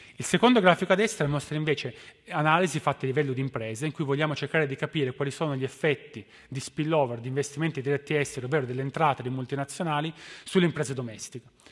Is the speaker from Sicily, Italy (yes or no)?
no; Turin, Piedmont, Italy; moved away; Da, da torinese